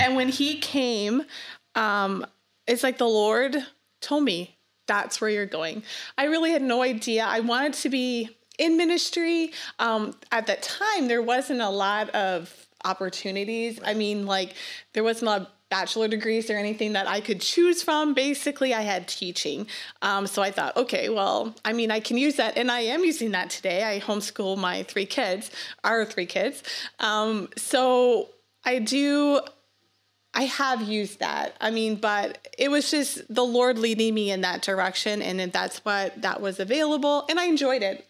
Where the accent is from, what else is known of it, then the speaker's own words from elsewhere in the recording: Sonora, Nova Scotia, Canada; moved away; I grew up in Nova Scotia. Canada, um, in a really small fishing town. It's called Sonora